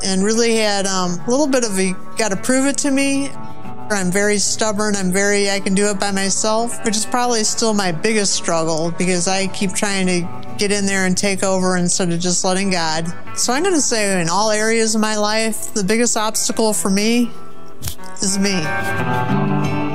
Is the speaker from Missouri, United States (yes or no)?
yes; St. Louis, Missouri, United States; I grew up in Saint Louis, Missouri, so I'm from the Show Me State